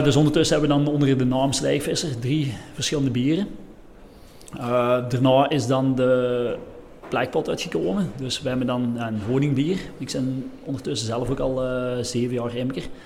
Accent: Lommel, Flanders, Belgium; we zijn van Lommel, ehm, dus ongeveer 30, 35 kilometer van, van hier

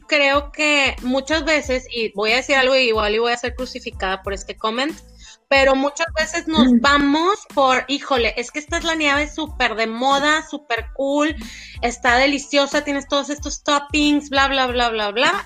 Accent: Monterrey, Nuevo León, Mexico; por algo somos regios

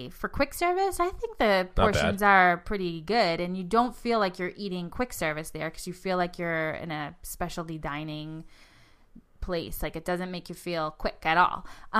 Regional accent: Boston, Massachusetts, United States; accent: Boston; Gosh, my Boston accent comes out.

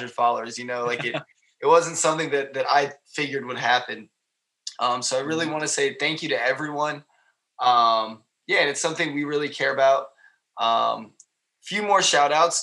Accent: United States; being American

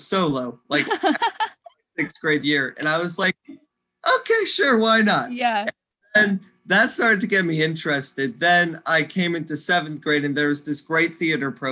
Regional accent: Stow, Ohio, United States; I grew up right here in the Ohio area. I've grown up in Stowe most of my life.

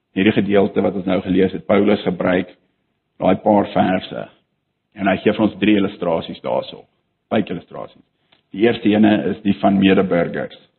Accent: South Africa; ons as Afrikaners

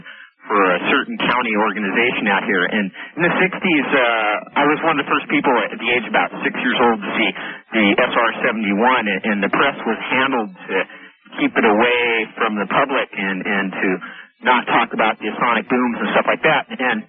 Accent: Pasadena, California, United States; I grew up here in Pasadena.

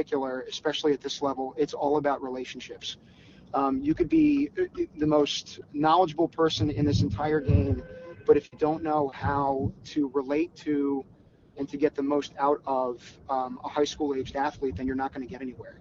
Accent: Philadelphia, Pennsylvania, United States; I grew up in the Philadelphia area.

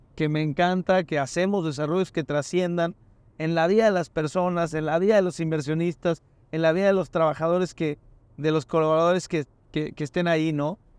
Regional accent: Mérida, Yucatán, Mexico; yo tengo el gusto de ir mucho a Mérida y soy de Mérida

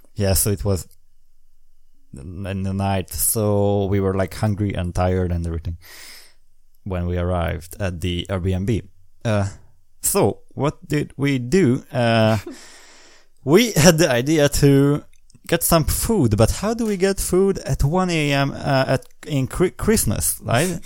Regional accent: Hungary; English is a second language; I'm from Hungary

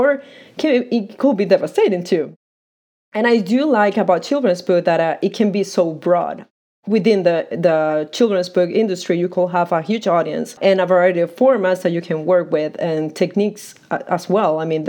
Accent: Maracaibo, Zulia, Venezuela; moved away; I am from Venezuela, from Maracaibo, Venezuela.

